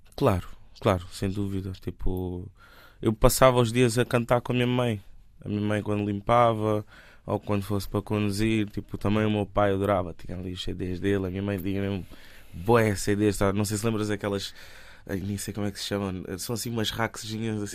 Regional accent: Lisbon, Portugal; born or raised there; also born or lived in Benguela, Angola

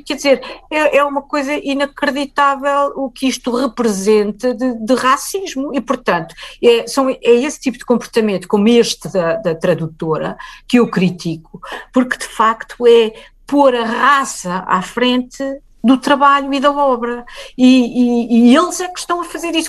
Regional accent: Lisbon, Portugal; Eu nasci e vivi sempre em Lisboa

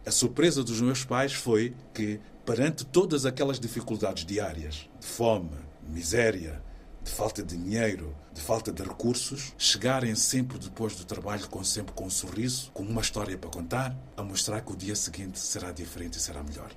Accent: Maputo, Mozambique; moved away as an adult; now in Portugal; Maputo, na cidade onde eu nasci

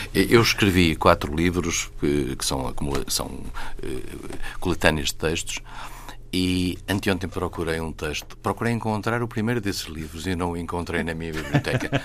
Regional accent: Vila Real, Norte, Portugal; moved away; na minha terra, em Vila Real, traz os montes

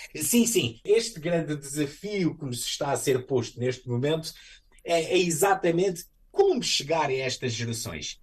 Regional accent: Ponta Delgada, Azores, Portugal; moved away as an adult; now in Fall River, United States; Sou natural dos Açores, da cidade de Ponta da Algada, na ilha de São Miguel

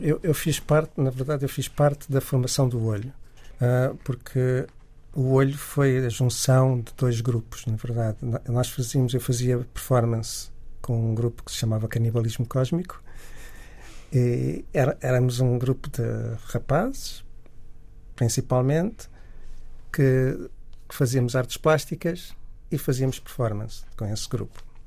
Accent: Miratejo, Lisbon, Portugal; also born or lived in Angola; eu nasci em Angola, e, mas depois vivia em Miratejo nessa altura

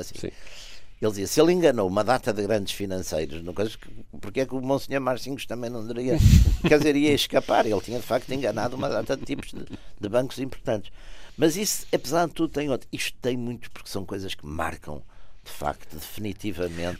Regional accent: Porto, Norte, Portugal; sou de Porto e toda a minha vida foi feita cidade

